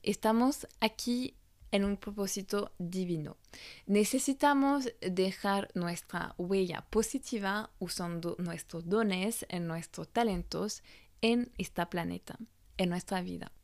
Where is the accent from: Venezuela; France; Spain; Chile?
France; Spanish is a second language; moved away as an adult; also born or lived in Australia; francesa y coach de imagen